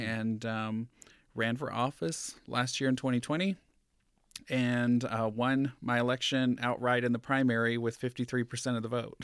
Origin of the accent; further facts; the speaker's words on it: Georgia, United States; now in Reno, United States; coming from, um, a small town in Georgia